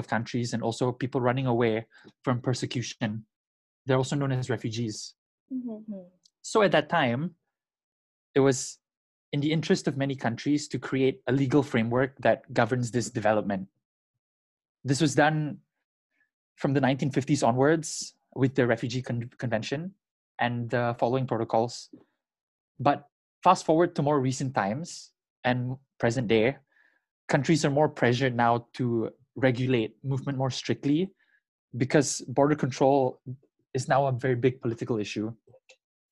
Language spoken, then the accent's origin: English; Singapore; moved away as an adult; also born or lived in Indonesia / Birmingham, United Kingdom; I am Indonesian, but spent most of my life growing up in Singapore.